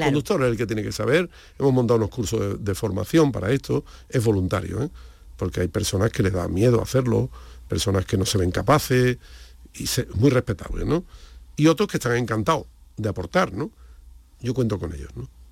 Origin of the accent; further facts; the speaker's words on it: Andalusia, Spain; como somos andaluces